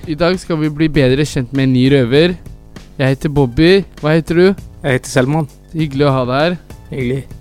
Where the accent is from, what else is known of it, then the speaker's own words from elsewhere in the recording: Trondheim, Trøndelag, Norway; now in Oslo, Norway; Jeg er 23 år gammel. Jeg sitter i Oslo fengsel. Jeg er egentlig fra Trondheim.